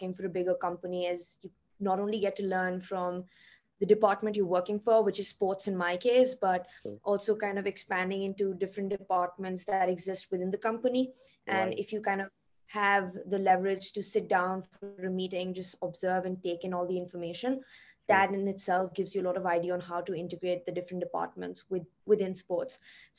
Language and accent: English; India; now in Tokyo, Japan; I am from India originally.